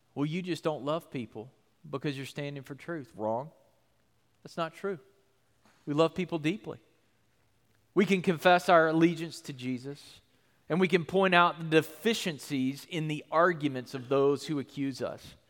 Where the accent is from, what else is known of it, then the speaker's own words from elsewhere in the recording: United States; being a Christian in our country